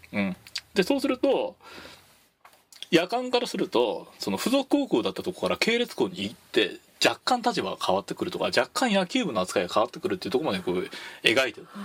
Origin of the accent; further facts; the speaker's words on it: Tochigi, Japan; 僕栃木出身